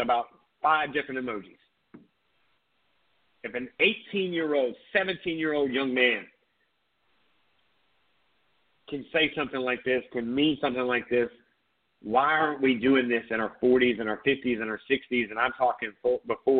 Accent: Myrtle Beach, South Carolina, United States; growing up in Myrtle Beach, South Carolina

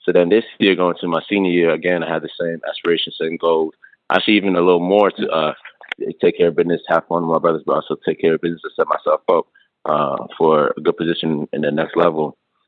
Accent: Minnesota, United States; also born or lived in Accra, Ghana / Attleboro, United States / Snellville, United States / Bronx, United States; I was born in Accra, Ghana. I moved to the U.S. when I was about four. I first moved to Minnesota, where I live with my uncle, my mom, and my sister.

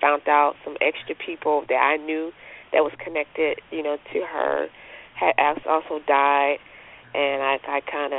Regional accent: North Carolina, United States; North Carolina.

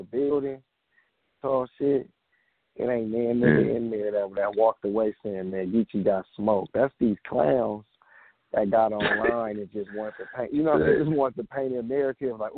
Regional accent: Compton, California, United States; I'm from Compton

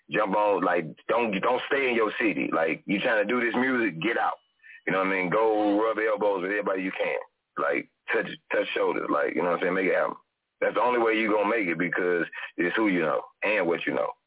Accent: St. Louis, Missouri, United States; I'm from St. Louis, for y'all that don't know. You know, right next to Chicago.

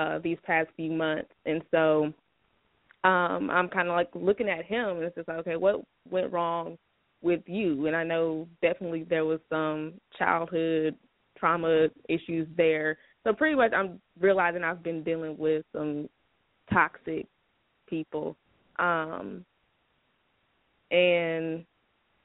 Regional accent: Illinois, United States; moved away; our hometown of Illinois

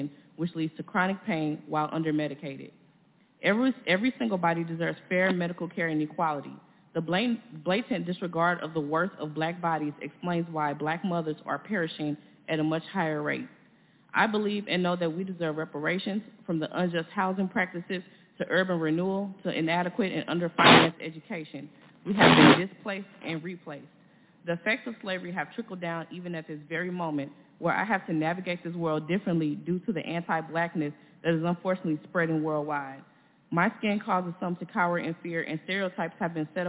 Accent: St. Louis, Missouri, United States; I am from North St. Louis

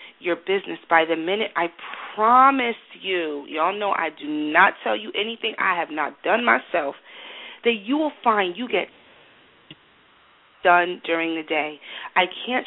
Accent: United States; I'm American

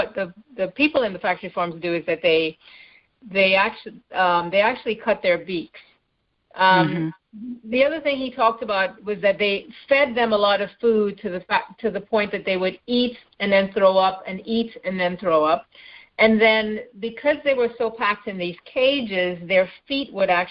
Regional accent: Trinidad & Tobago; moved away as an adult; also born or lived in Canada / Bay Area, California / South Florida; now in Los Angeles, United States; I was born and raised in Trinidad in the Caribbean, and mm-hmm. I left there when I was 21.

